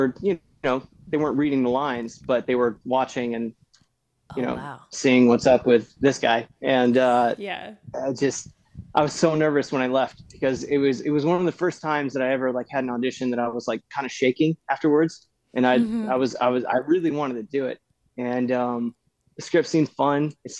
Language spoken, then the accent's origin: English; Texas, United States; now in California, United States; I came from Texas. I wanted to be an actor.